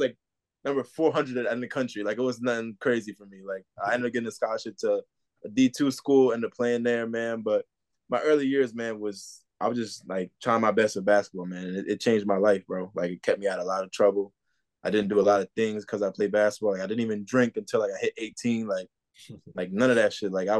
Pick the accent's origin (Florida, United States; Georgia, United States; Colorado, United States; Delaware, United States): Delaware, United States; Wilmington; I grew up in Wilmington, Delaware